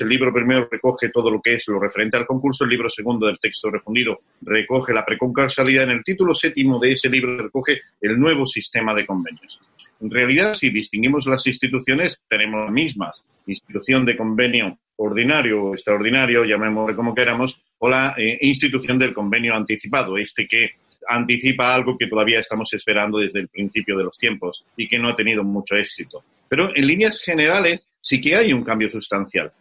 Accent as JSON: {"language": "Spanish", "town": "Granada", "region": "Andalusia", "country": "Spain", "moved": "yes", "lives_now": "Málaga, Spain", "said": "aunque hablo desde este Málaga, eh, pues la melancolía de Granada, de donde soy"}